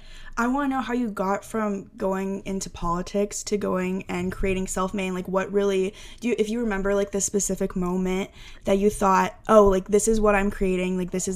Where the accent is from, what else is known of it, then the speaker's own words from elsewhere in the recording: Texas, United States; also born or lived in Maine / Vietnam; both my parents are white. I grew up in Texas. Before that, I lived in Maine. So it's just, there was, in Maine, there was a lack of diversity around me.